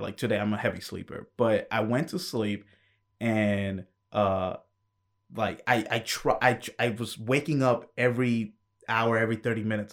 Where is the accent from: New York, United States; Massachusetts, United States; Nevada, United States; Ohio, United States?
New York, United States; I was born in New York